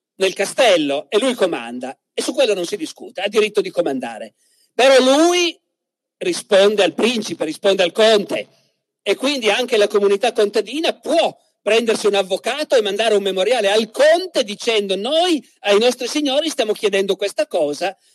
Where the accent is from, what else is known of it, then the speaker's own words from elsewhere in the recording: Piedmont, Italy; in Piemonte, dalle mie parti, nel Canavese